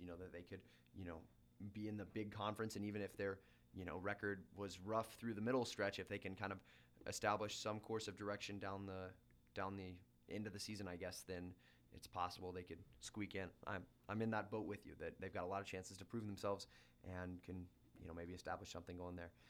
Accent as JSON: {"language": "English", "region": "Washington", "country": "United States", "tie": "born or raised there", "also_born_or_lived": "North Platte, Nebraska", "moved": "yes", "lives_now": "Lincoln, United States", "said": "Growing up in Washington State"}